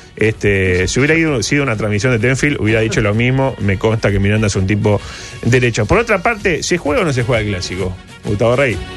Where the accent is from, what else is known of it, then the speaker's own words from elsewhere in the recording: Uruguay; somos uruguayos